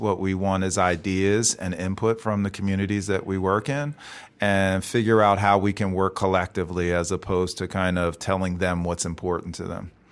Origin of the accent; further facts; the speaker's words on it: Philadelphia, Pennsylvania, United States; moved away as an adult; also born or lived in Chicago / St. Louis / Washington, D.C.; born and raised in Philly, but I spent a lot of time out of Philly too